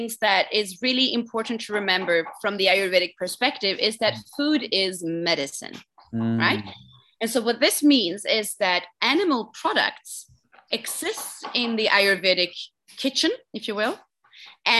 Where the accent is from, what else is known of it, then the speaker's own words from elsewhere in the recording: Sweden; moved away as an adult; also born or lived in south of France; now in Bali, Indonesia; I was born and brought up in Sweden